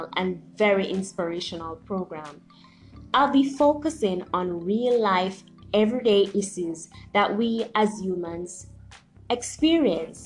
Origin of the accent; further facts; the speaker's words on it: Jamaica; I am a Jamaican-born motivational speaker